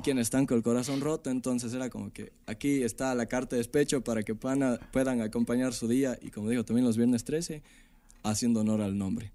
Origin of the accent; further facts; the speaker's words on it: Ecuador; also born or lived in Mexico City, Mexico; soy un artista ecuatoriano